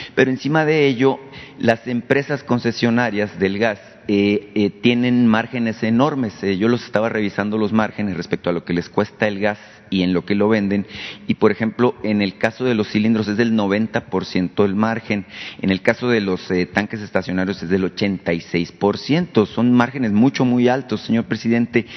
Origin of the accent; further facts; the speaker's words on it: Sonora, Mexico; yo vengo de Sonora